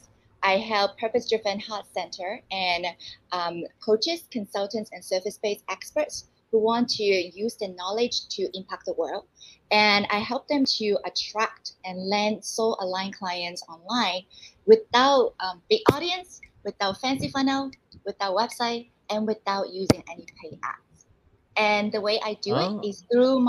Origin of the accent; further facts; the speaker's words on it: Canada; moved away as an adult; also born or lived in Hong Kong / United States / Singapore; now in Taiwan; I also grew up in Canada